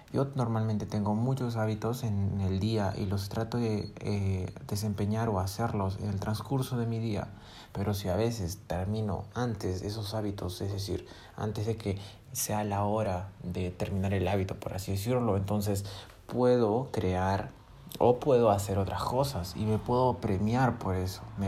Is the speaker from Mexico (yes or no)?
no; Peru; yo soy de Perú